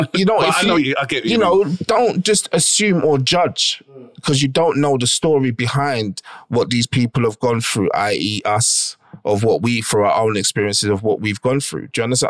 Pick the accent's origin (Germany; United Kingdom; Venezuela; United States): United Kingdom; England; I am English. I am born here. I am bred here. I am English in that aspect, but I do not have an English blood.